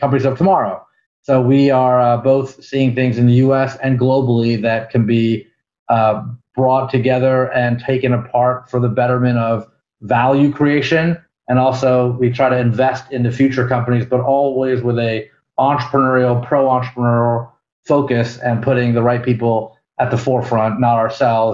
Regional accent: Palo Alto, California, United States; now in New York, United States; I was born in Palo Alto, California, even though most people would identify me more as like a New Yorker, because I've been here for 25 plus years

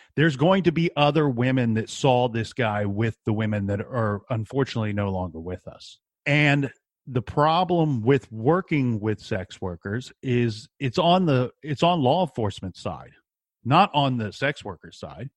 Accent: Columbus, Ohio, United States; I'm from Columbus, Ohio.

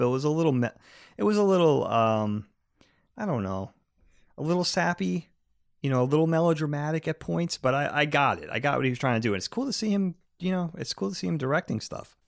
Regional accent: East Coast, United States; we grew up on the East Coast

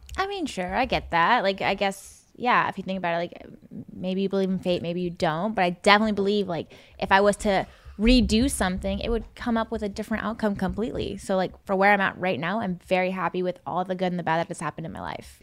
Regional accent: Seattle, Washington, United States; I'm from Seattle

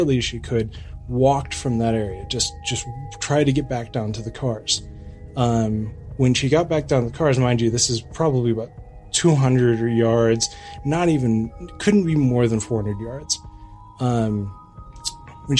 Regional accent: Lake Arrowhead, California, United States; born or raised there

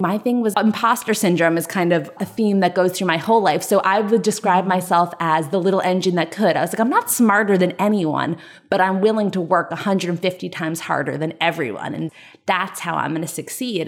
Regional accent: Westfield, New Jersey, United States; I grew up in Westfield, New Jersey, which is suburb of New York City

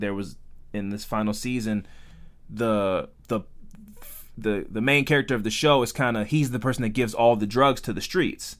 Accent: United States; we're American

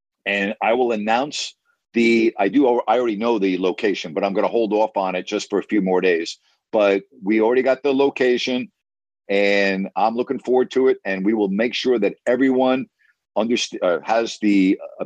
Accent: United States; as an American

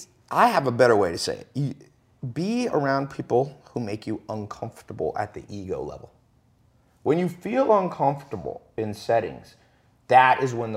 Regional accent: Long Beach, California, United States; born there; I was born in Long Beach, Compton kind of area, and never was around anybody who would make 100 grand a year.

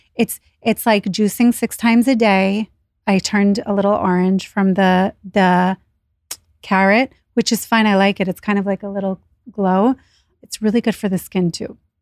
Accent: Israel; now in New York City, United States; I was born in Israel, so when we moved here

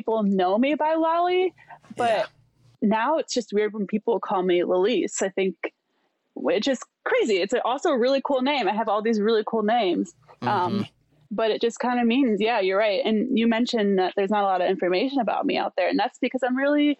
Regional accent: Milwaukee, Wisconsin, United States; now in Columbus, United States; we're from Milwaukee

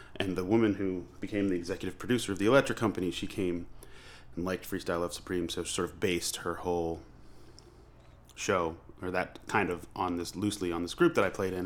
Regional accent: Long Island, New York, United States; also born or lived in Manhattan; I grew up on Long Island

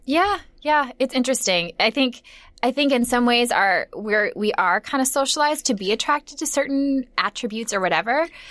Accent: Minnesota, United States; moved away; I'm from Minnesota

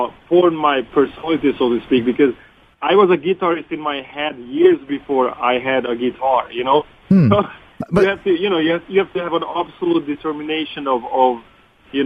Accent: Hungary; English is a second language; moved away as an adult; also born or lived in New York City, United States / Los Angeles, United States; now in United States; I was born in Hungary. I grew up there

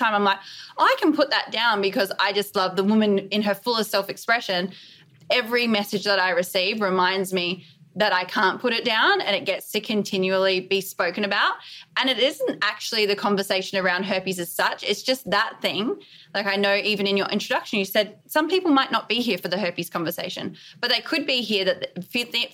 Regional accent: Australia; I'm in New York City at the moment. I'm obviously Australian.

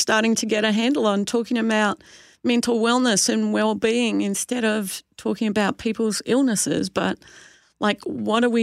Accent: Australia; now in Canada; I'm an Aussie

